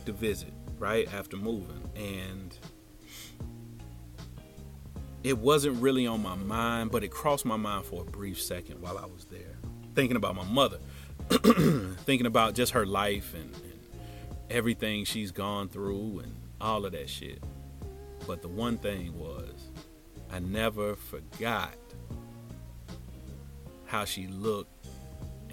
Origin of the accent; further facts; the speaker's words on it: Cincinnati, Ohio, United States; moved away as an adult; also born or lived in Tampa, Florida; every time I would come home to Cincinnati